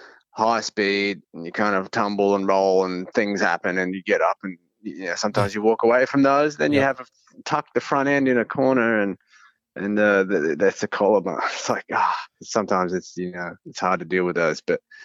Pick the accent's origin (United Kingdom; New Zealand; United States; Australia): Australia; Adelaide, South Australia; And Adelaide was the second round, which is my hometown.